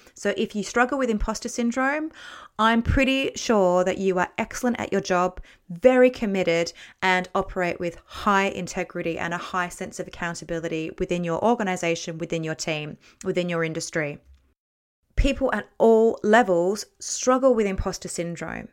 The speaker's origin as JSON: {"language": "English", "country": "Australia", "also_born_or_lived": "Bradford, West Yorkshire / London", "moved": "as an adult", "said": "I'm Australian, so my working experience was Australia and then Bradford in the, in West Yorkshire"}